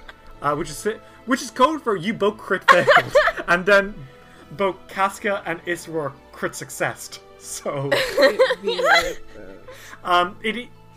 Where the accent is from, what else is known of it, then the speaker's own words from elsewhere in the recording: Ireland; I'm Irish